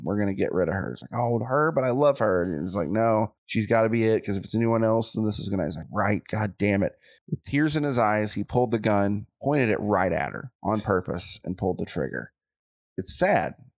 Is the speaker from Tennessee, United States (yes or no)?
yes; Chattanooga, Tennessee, United States; born or raised there